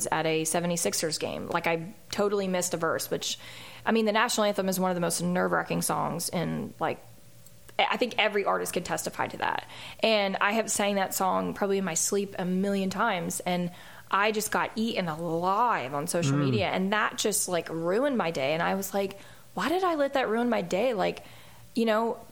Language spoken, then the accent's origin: English; Philadelphia, Pennsylvania, United States; now in Nashville, United States; that's my hometown